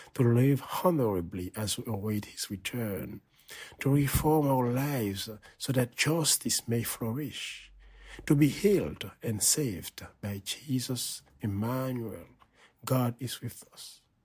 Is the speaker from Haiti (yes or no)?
yes; Haiti; moved away as an adult; now in Boston, United States; I celebrated Mass in my hometown parish